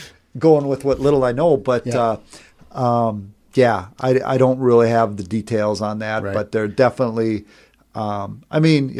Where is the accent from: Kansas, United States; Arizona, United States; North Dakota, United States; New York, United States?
North Dakota, United States; also born or lived in Bozeman, Montana; as growing up in North Dakota